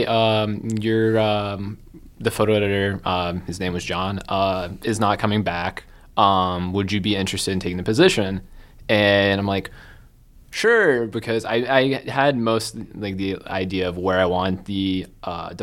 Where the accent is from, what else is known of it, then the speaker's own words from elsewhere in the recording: Boone, Iowa, United States; also born or lived in Ames, Iowa; I am from Boone, Iowa.